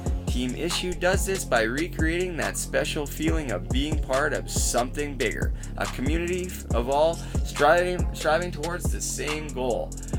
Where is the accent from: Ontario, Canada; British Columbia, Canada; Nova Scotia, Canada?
British Columbia, Canada; Port Coquitlam; Growing up in Port Coquitlam, BC